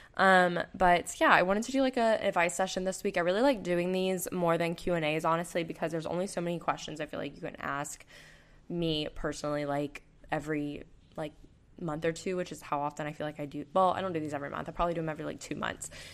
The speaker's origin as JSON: {"language": "English", "town": "Panama City Beach", "region": "Florida", "country": "United States", "tie": "born or raised there", "moved": "yes", "said": "I'm from Panama City Beach, Florida, so that's where I'm going home"}